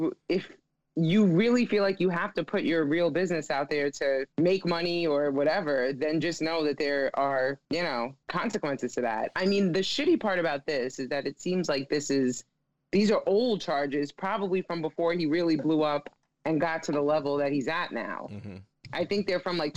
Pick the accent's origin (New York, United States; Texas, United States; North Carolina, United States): New York, United States; I'm from New York